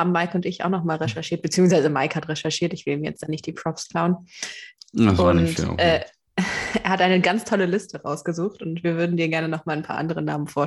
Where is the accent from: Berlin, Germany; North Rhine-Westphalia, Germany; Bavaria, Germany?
Berlin, Germany; als Berliner